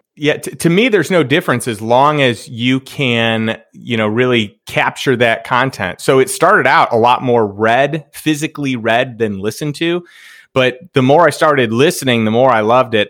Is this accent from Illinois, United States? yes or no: yes; Chicago, Illinois, United States; also born or lived in Saint Louis; now in Austin, United States; I grew up in Chicago